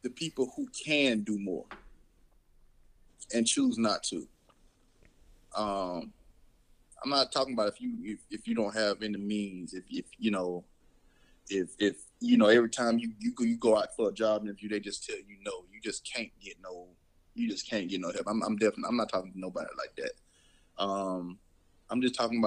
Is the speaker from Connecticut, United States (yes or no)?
no; Mobile, Alabama, United States; growing up in Mobile